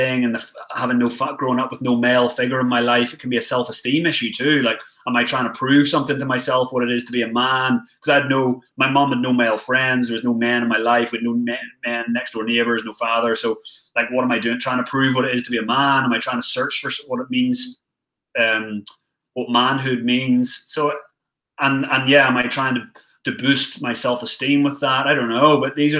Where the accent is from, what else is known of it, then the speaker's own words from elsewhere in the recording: Ireland; Well, also, I'm Irish, mate, as well. So we've got a history of being travellers as a nation.